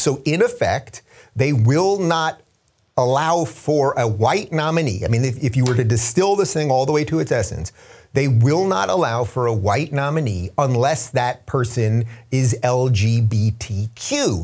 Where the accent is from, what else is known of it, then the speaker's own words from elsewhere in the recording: New York, United States; now in California, United States; my home state's technically New York, but my, the current state that I live in of California